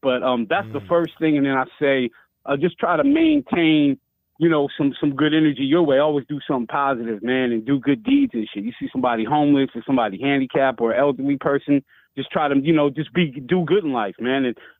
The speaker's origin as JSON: {"language": "English", "town": "Pasadena", "region": "California", "country": "United States", "tie": "born or raised there", "said": "Growing up in Dena, man"}